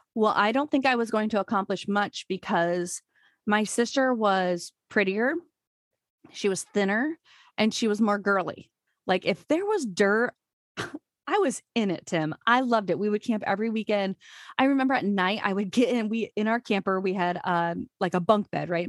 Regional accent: Urbandale, Iowa, United States; I just grew up in Iowa, graduated from Urbandale, which is a suburb of Des Moines

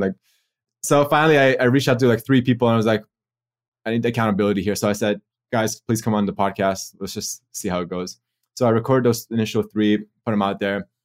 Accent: Toronto, Ontario, Canada; moved away as an adult; also born or lived in Australia; from Canada originally, so I'm from Toronto, and I came to Australia for dental school.

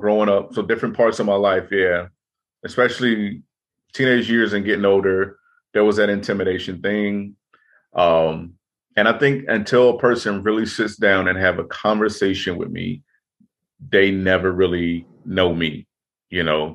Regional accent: Chicago, Illinois, United States; growing up in Chicago, growing up in rough neighborhoods

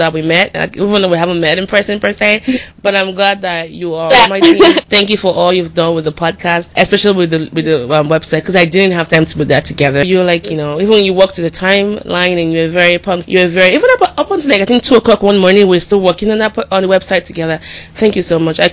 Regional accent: Nigeria; moved away; growing up in Nigeria

